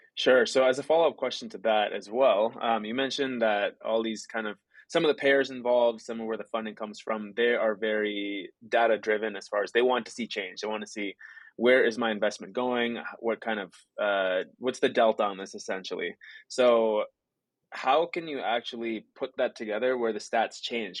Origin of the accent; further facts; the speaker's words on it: Chicago, Illinois, United States; in Chicago, where my hometown is